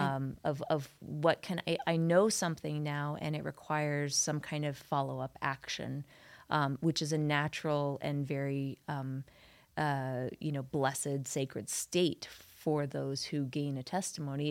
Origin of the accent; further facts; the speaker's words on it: New York City, New York, United States; moved away as an adult; also born or lived in Utah; now in Salt Lake Valley, Utah, United States; growing up in New York City